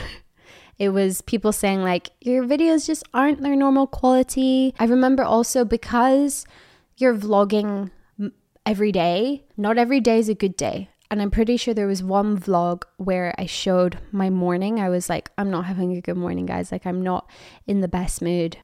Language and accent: English; Edinburgh, Scotland, United Kingdom; moved away; I'm from Edinburgh, Scotland